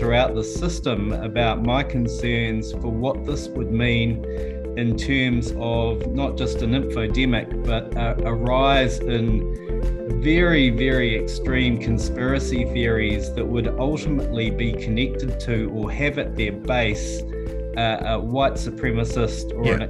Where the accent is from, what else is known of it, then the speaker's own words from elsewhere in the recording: New Zealand; from New Zealand. I'm the chief censor for New Zealand.